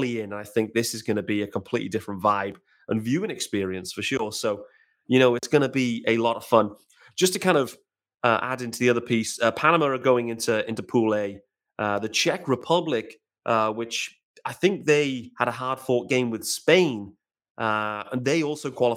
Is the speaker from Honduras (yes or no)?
no; United Kingdom; us as great British guys